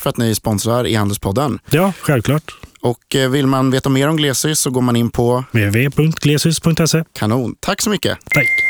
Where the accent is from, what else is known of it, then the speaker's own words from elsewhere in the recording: Linköping, Östergötland, Sweden; jag är också från Linköping